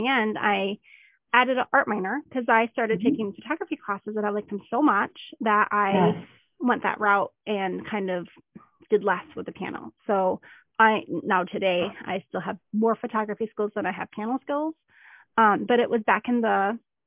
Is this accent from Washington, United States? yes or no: no; Minnesota, United States; moved away; trips back to Minnesota